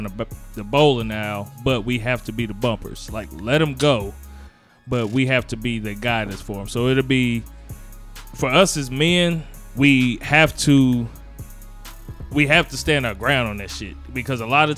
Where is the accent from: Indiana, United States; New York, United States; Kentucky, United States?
Indiana, United States; Gary; I'm from Gary.